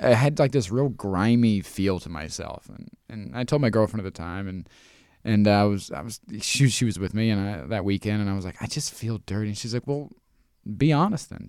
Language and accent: English; Midwest, United States; I grew up in the Midwest in the nineties as a dude.